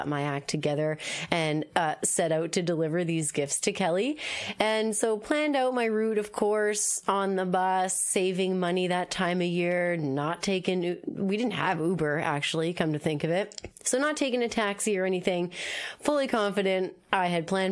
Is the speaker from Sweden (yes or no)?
no; Moncton, New Brunswick, Canada; now in Halifax, Canada; I'm from New Brunswick. I'm from Moncton.